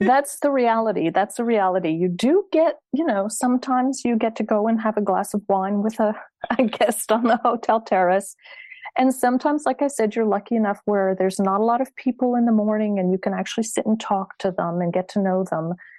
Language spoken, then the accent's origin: English; Satellite Beach, Florida, United States; moved away as an adult; also born or lived in Philadelphia, United States / New York City, United States; now in France; I'm from Florida. I grew up on the Space Coast.